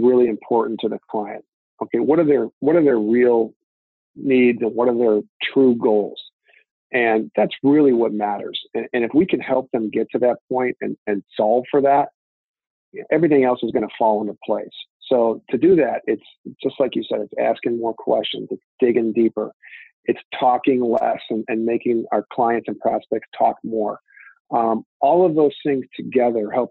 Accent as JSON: {"language": "English", "town": "Lake Forest", "region": "Illinois", "country": "United States", "tie": "born or raised there", "said": "we grew up in Big Ten country right here. I grew up going to Northwestern games"}